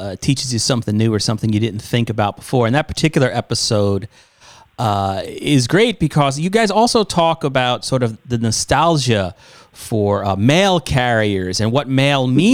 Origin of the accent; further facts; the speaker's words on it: New York, United States; growing up in New York on 92.3 K Rock